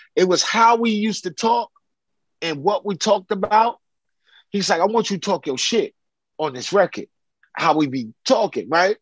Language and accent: English; New York City, New York, United States; moved away as an adult; also born or lived in Chicago; now in California, United States; I grew up in Brooklyn, in downtown Brooklyn